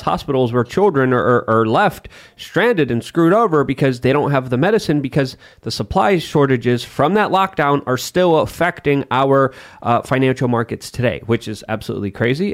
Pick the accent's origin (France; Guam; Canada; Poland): Poland; moved away; growing up in Poland